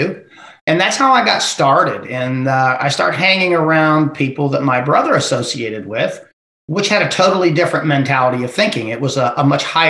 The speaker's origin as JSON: {"language": "English", "region": "Ohio", "country": "United States", "tie": "born or raised there", "also_born_or_lived": "Texas", "moved": "as an adult", "said": "I was born and raised in Ohio, and I lived in the hill country"}